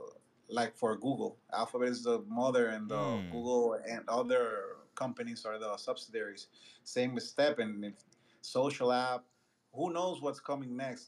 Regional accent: Dominican Republic; I'm Latin too. I'm from Dominican Republic

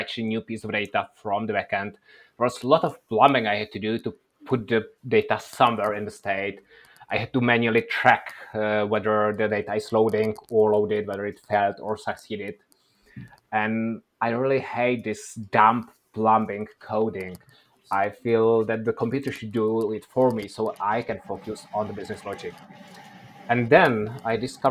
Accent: Czechia; now in Oslo, Norway; I'm originally from Czech Republic

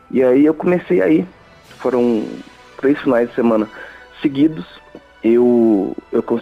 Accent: Goiânia, Goiás, Brazil; moved away as an adult; now in Curitiba, Brazil; Eu sou de Goiânia, mudei para Curitiba tem um ano e meio mais ou menos.

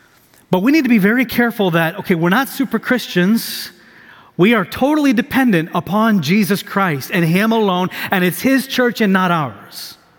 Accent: Tanzania; I'm a missionary kid. I grew up overseas in Tanzania, East Africa.

